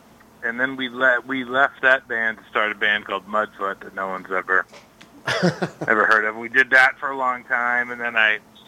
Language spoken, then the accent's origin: English; Andover, Massachusetts, United States; So, I grew up in Andover